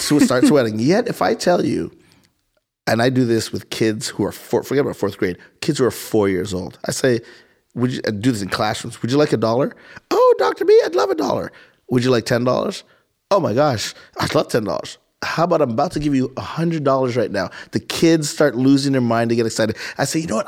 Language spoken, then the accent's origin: English; Montreal, Quebec, Canada; moved away as an adult; also born or lived in Boston / Philadelphia / Caribbean (parents); now in Columbus, United States; I'm born and raised in Montreal, Canada